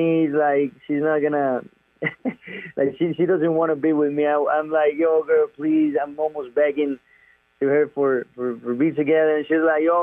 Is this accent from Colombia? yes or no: yes; Medellín, Antioquia, Colombia; I'm from Medellin. Medellin is the name of the city in my hometown.